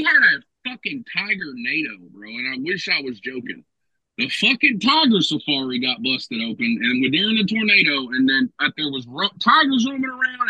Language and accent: English; Oklahoma, United States